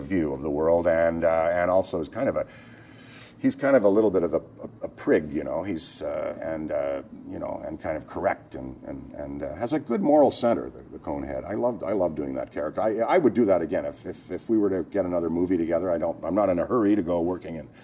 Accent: Ottawa, Ontario, Canada; moved away; also born or lived in Hull, Quebec / Toronto; I had a great childhood. I grew up in Ottawa, Canada

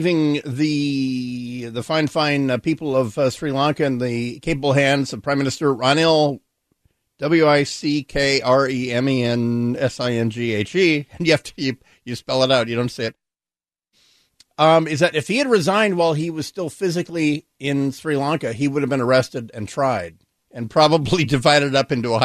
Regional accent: Hawaii, United States; now in Seattle, United States; growing up in Hawaii

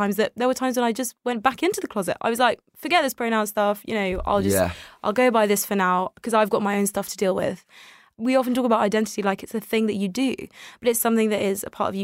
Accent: United Kingdom; English is a second language; also born or lived in Tel Aviv, Israel; I came to the UK when I was very young, I was a toddler. I didn't speak English at the time

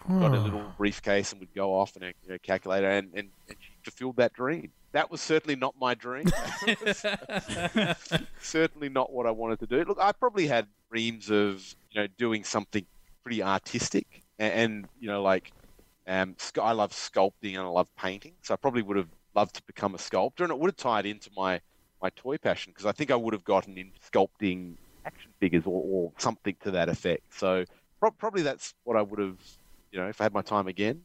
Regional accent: Adelaide, South Australia, Australia; I'm a South Australian. I'm from Adelaide. And I think there's something about being born in Adelaide

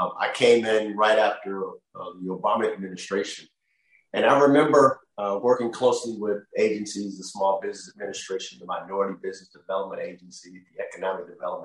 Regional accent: Oakland, California, United States; I grew up in Oakland.

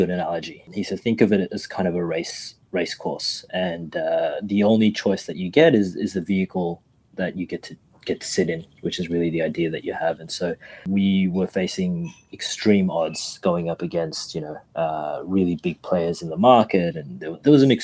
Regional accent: Australia; we're here from Australia.

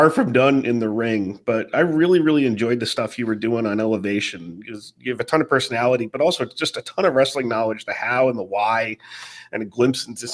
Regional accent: New York City, New York, United States; I'm a New Yorker

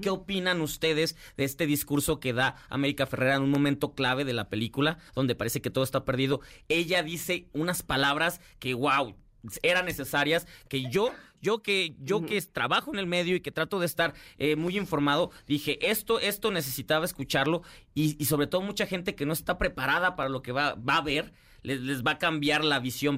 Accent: Mexico; todos los que somos mexicanos

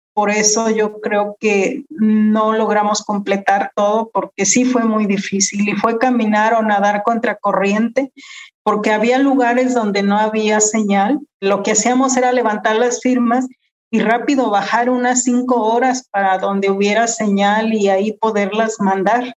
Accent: Tuxpan, Jalisco, Mexico; Soy de Tuxpan, Jalisco, es el sur de Jalisco, es un pueblo náhuatl

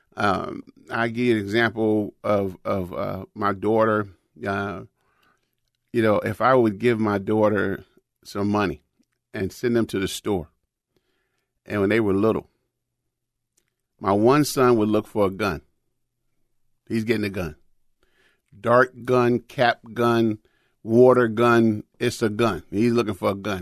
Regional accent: United States; I'm from America

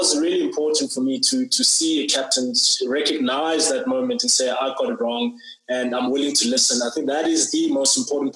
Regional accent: South Africa

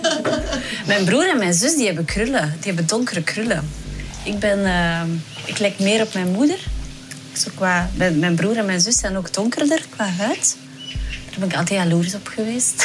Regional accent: Herentals, Flanders, Belgium; Wij zijn opgegroeid in Noorderwijk, dat is een deelgemeente van Herentals, dus echt een klein dorp.

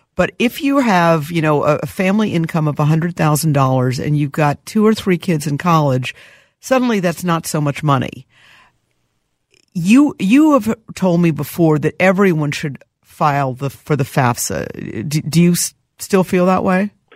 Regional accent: New York, United States; also born or lived in Boston; now in Minneapolis, United States; I grew up in New York.

